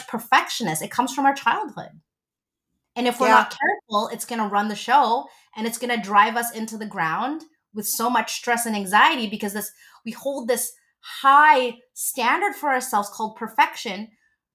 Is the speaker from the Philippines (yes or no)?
yes; Philippines; I'm Filipino